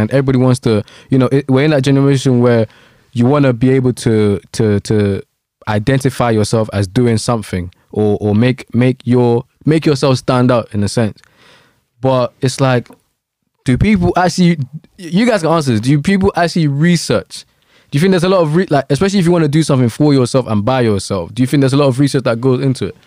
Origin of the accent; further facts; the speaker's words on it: Nigeria; moved away; I was born in Nigeria